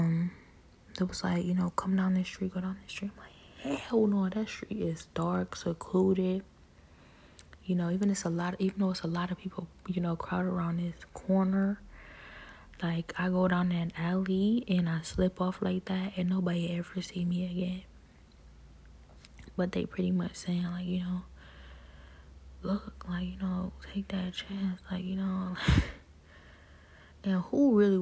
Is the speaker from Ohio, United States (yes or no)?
yes; Cleveland, Ohio, United States; I was born and raised in Cleveland.